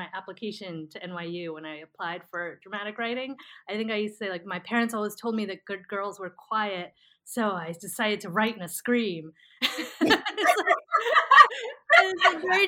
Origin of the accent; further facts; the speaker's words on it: New Jersey, United States; I grew up in Central Jersey